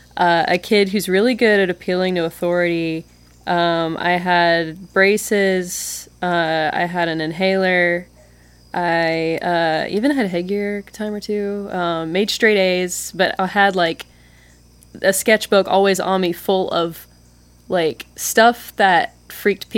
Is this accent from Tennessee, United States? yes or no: no; Meridian, Tupelo, Mississippi, United States; also born or lived in West Point, Mississippi / Columbus, Mississippi / Oxford, Mississippi; I consider myself from Meridian, but I spent the latter half of my childhood in Tupelo, and I was born in West Point, and I spent all my summers growing up in Columbus, and then I lived in Oxford, and now Water Valley